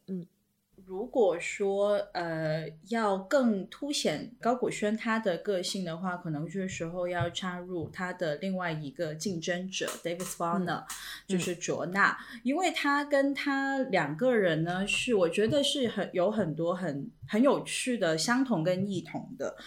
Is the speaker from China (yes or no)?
yes; China; 我们中国人